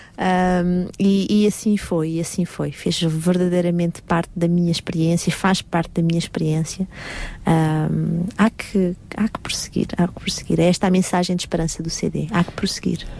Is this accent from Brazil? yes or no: no; Portugal; now in Paris, France; eu sou portuguesa, 100% portuguesa